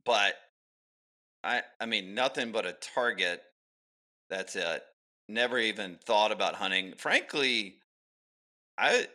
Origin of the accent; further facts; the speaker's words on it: Alabama, United States; I grew up in Alabama